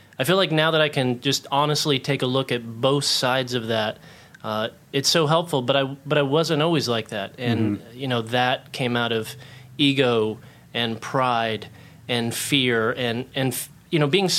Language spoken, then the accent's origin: English; Oklahoma, United States; I grew up in Oklahoma, like I was mentioning, and then we moved to a place with a little bit of land. And so we call it the ranch.